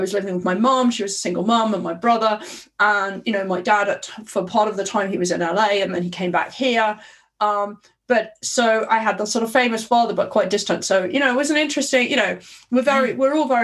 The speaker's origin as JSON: {"language": "English", "region": "London", "country": "United Kingdom", "tie": "born or raised there", "said": "I was born in Southeast London, Guy's Hospital, and we lived in Dulwich in Southeast London."}